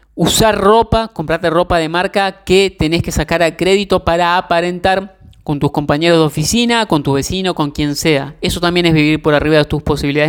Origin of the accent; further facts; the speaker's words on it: Argentina; yo soy de Argentina